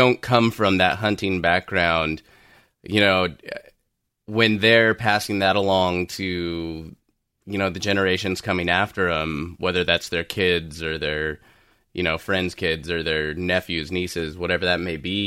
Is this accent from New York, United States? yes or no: no; Southern California, United States; I grew up in Southern California